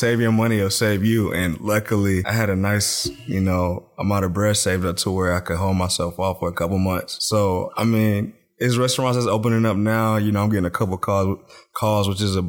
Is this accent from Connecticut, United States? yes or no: no; North Carolina, United States; Well, I'm from the 252. I went to high school in the 252.